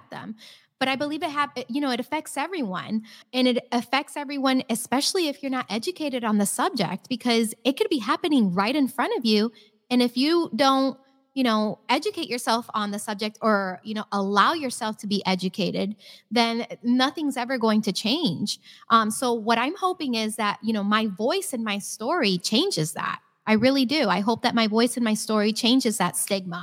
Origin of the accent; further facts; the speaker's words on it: Naples, Florida, United States; I had the perfect childhood growing up in Naples.